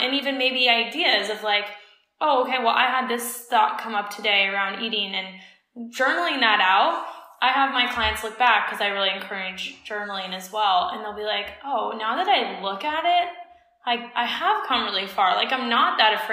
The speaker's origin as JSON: {"language": "English", "region": "Colorado", "country": "United States", "tie": "born or raised there", "said": "growing up in Colorado, in the States"}